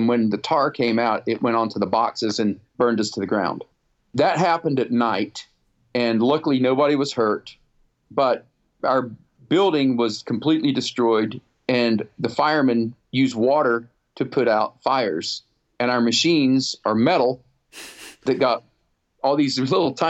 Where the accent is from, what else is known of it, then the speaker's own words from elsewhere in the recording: North Carolina, United States; also born or lived in Nottingham, United Kingdom / Pennsylvania / Rhode Island / New Hampshire; I grew up in the South